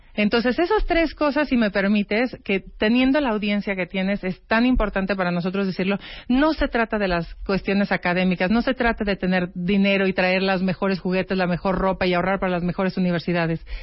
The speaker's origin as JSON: {"language": "Spanish", "country": "Mexico", "said": "como mexicana"}